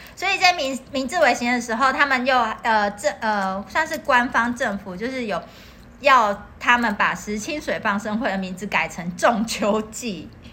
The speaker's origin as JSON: {"language": "Chinese", "country": "Taiwan", "said": "我们台湾人知道，就是有一些宗教团体很喜欢去河嗯哼边"}